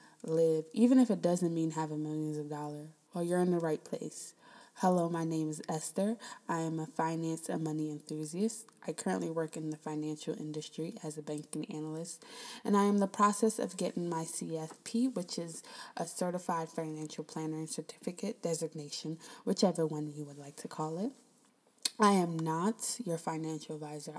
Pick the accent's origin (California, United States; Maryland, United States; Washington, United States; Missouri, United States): Maryland, United States; Prince George's County; moved away as an adult; also born or lived in Queens, New York; I'm originally from Prince George's County, Maryland